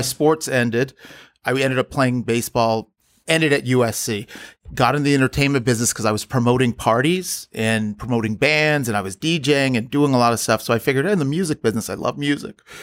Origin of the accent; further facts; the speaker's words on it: Los Angeles, California, United States; I grew up in the West Side